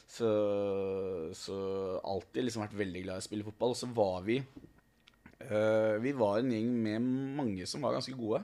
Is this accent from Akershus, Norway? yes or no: yes; Snarøya, Akershus, Norway; moved away as an adult; Jeg er jo fra Snarra